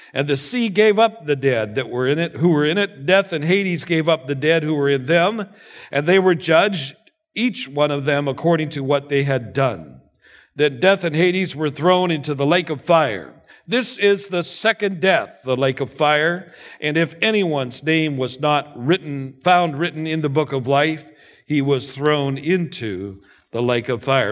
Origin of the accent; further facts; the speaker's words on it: Canada; moved away; being a Canadian